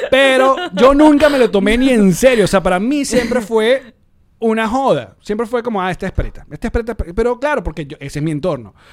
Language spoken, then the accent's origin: Spanish; Venezuela; moved away; yo soy venezolano.